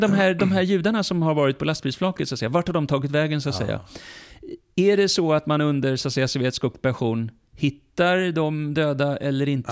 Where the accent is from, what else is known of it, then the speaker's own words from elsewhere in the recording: Lund, Skåne, Sweden; Jag är född i Sverige, jag är uppvuxen ja. i Sverige